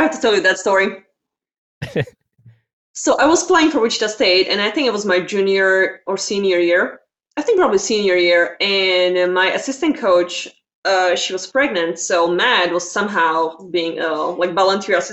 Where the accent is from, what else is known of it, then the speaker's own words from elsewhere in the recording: Slovakia; English is a second language; moved away as an adult; now in United States; I was born and raised in Slovakia, so it's Central Europe, and I came here in 2011 when I was 18.